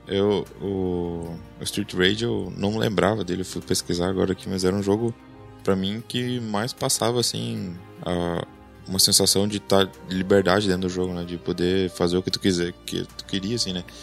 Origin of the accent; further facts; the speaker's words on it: Santa Cruz do Sul, Rio Grande do Sul, Brazil; also born or lived in Panambi; A gente é de Santa Cruz do Sul, no Rio Grande do Sul